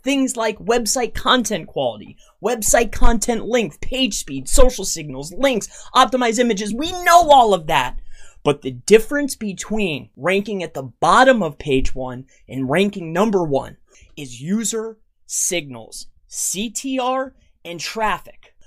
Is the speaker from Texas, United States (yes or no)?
no; Fort Myers, Florida, United States; now in Tamaqua, United States; I'm from Fort Myers, Florida